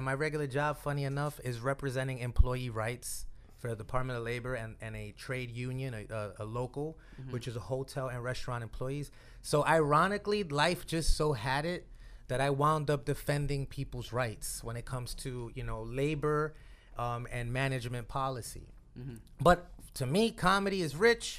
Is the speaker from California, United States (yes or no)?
no; New York City, New York, United States; Born and raised from the Bronx